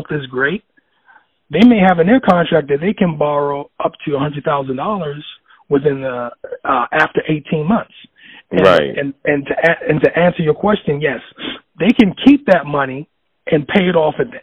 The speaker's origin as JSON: {"language": "English", "town": "New York City", "region": "New York", "country": "United States", "also_born_or_lived": "Oneonta, New York", "said": "I'm from the South right. Bronx, 183rd Street, Walton Avenue"}